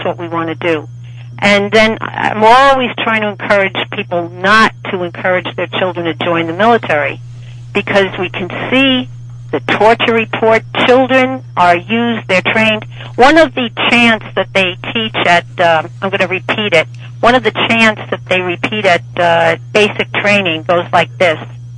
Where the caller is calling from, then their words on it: Washington, District of Columbia, United States; I'm calling from Washington, D.C., Ward 4.